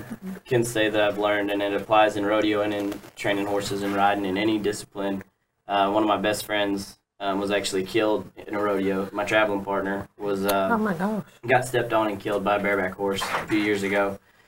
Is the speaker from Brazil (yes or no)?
no; Western Australia, Australia; I mean, I'm actually from the Kimberleys in Australia, Western Australia.